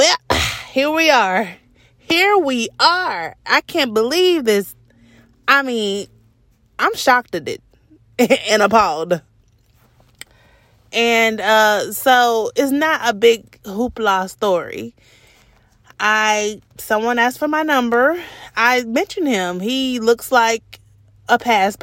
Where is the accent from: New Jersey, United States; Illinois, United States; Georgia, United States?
Georgia, United States; Atlanta; I'm from Atlanta